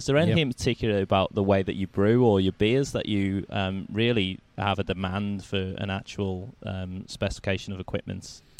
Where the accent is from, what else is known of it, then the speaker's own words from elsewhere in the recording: United Kingdom; moved away as an adult; now in Australia; being British